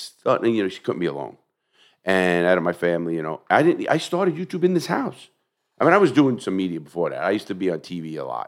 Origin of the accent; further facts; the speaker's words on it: New York City, New York, United States; I come from the melting pot. I come from New York City.